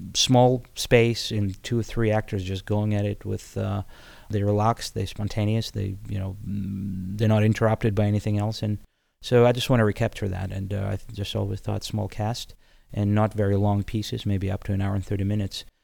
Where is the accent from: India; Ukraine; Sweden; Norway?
Ukraine; Odesa, Odesa Oblast; English is a second language; moved away as an adult; now in United States; I came from Odessa, which is, uh, Ukraine